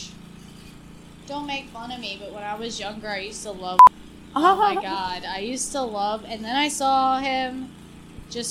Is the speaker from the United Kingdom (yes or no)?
yes; Scotland, United Kingdom; I'm Scottish.